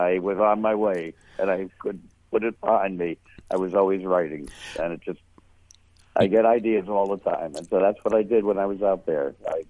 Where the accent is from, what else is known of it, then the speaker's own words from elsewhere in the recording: New York City, New York, United States; I grew up in the Bronx in New York, and back in 1947, when I was 10 years old